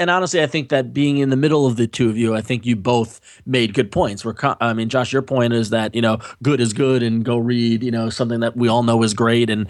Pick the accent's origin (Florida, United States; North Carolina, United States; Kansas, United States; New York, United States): New York, United States; Long Island; I said oh, I'm from Long Island.